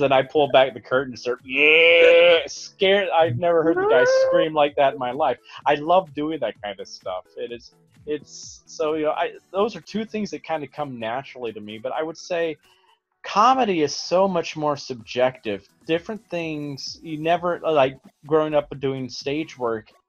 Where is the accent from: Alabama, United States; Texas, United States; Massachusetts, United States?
Alabama, United States; growing up in Alabama